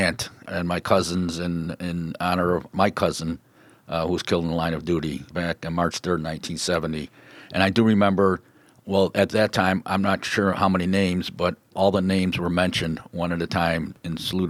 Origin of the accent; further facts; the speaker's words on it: Chicago, Illinois, United States; like you, I'm also from Chicago.